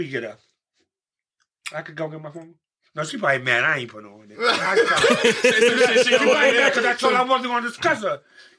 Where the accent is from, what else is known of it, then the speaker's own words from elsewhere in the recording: New York City, New York, United States; I'm from Polo Round.